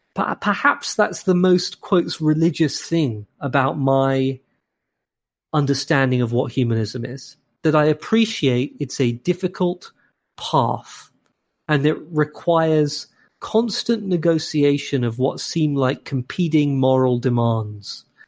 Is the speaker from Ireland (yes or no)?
no; London, United Kingdom; moved away as an adult; also born or lived in Cambridge, England / Cambridge, Massachusetts, United States; now in Saint Louis, United States; I'm from London in England, and I lived in Cambridge in England